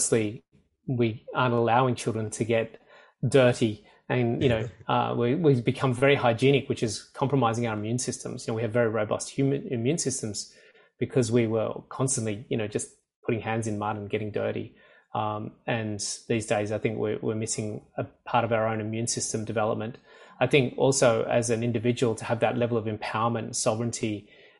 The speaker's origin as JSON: {"language": "English", "area": "rural area about 2 hours outside Sydney", "region": "New South Wales", "country": "Australia", "tie": "born or raised there", "said": "I'm from Sydney, Australia. I'm currently in Sydney, Australia. I grew up on a small country farm about 2 hours outside of Sydney"}